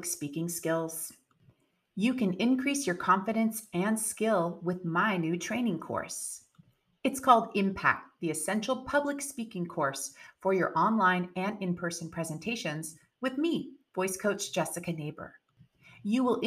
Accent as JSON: {"language": "English", "country": "United States", "said": "being American"}